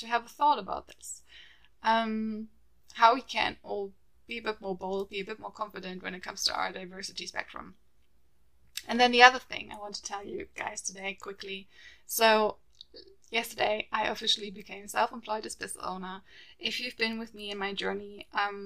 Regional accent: Germany; moved away as an adult; now in London, United Kingdom; the way we were raised in Germany

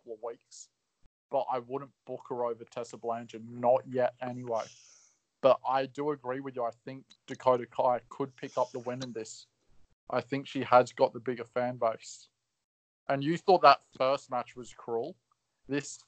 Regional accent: Australia; I'm Aussie

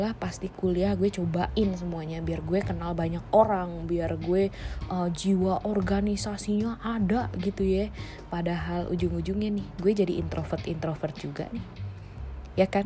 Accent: Bandar Lampung, Lampung, Indonesia; at least gue dari Bandar Lampung gue uh, sampai SMA di Bandar Lampung gue kuliah di Universitas Multimedia Nusantara

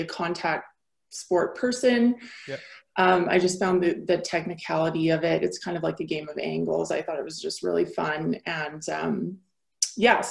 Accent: Picture Butte, Alberta, Canada; moved away as an adult; also born or lived in Antigonish, Nova Scotia / Vancouver; now in Calgary, Canada; born and raised small town girl.

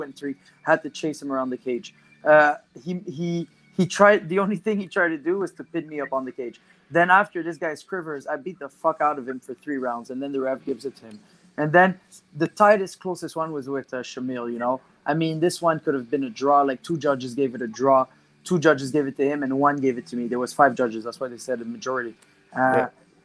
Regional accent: Canada; We're Canadian

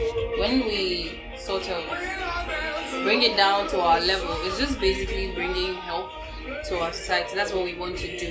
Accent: Ghana; I am a Ghanaian Ewe woman

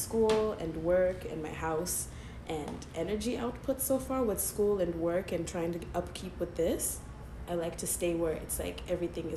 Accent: Zimbabwe; now in Vancouver, Canada; I'm from Zimbabwe

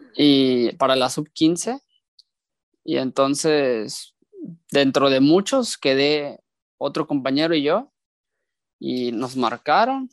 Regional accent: Mexico; moved away as an adult; now in Kosovo; como lo he vivido como mexicano, siendo parte del torneo local y ahora como extranjero

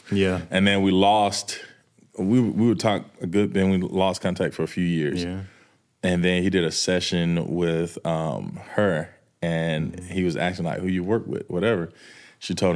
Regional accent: the South, United States; He was from Virginia, I'm from the South.

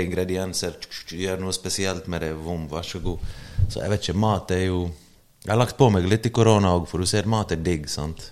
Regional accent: Bergen, Vestland, Norway; also born or lived in Bosnia and Herzegovina; jeg vokste opp i Løvstakken, sosiale boliger

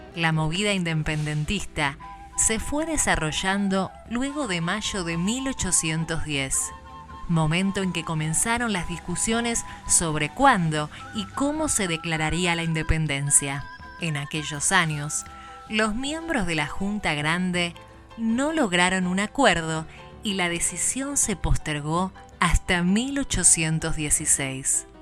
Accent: Argentina; haber nacido en esta tierra y poder decir, somos argentinos

